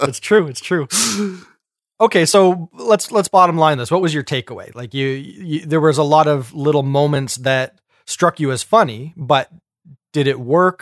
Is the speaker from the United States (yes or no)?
no; Canada; we're Canadian